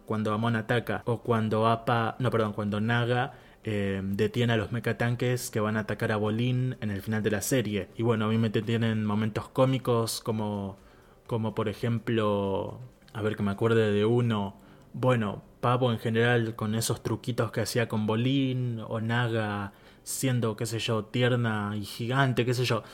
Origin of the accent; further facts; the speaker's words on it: Argentina; soy argentino.